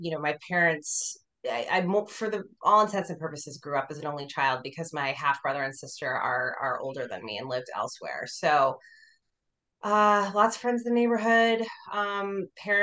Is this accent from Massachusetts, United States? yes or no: yes; Boston, Massachusetts, United States; moved away as an adult; also born or lived in New York City, United States / Los Angeles, United States; now in Austin, United States; I lived in a suburb about 25 minutes north of Boston